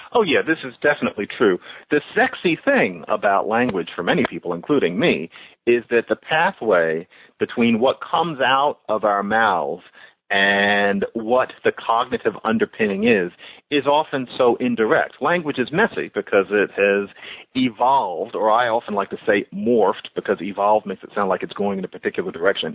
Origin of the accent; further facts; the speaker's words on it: United States; we're American